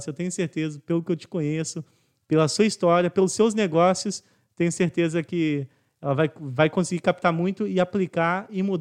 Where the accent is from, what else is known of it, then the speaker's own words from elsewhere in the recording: Minas Gerais, Brazil; also born or lived in São Paulo; now in Rio de Janeiro, Brazil; Cara, eu sou paulista de certidão